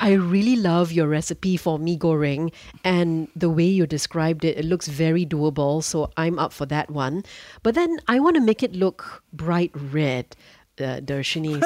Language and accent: English; Singapore; As a Singaporean